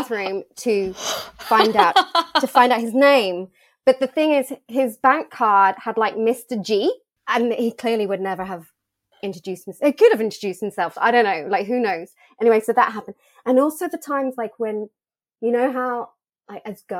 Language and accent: English; United Kingdom; moved away; also born or lived in Australia; coming back to the country that I was born